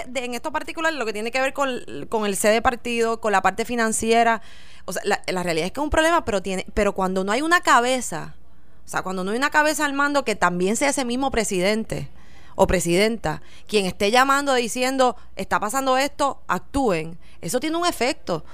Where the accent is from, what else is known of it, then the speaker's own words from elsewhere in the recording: Puerto Rico; para nosotros como puertorriqueños